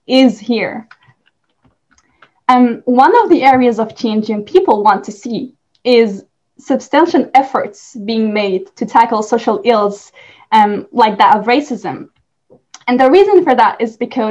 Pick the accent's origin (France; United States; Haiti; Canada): France; I am from France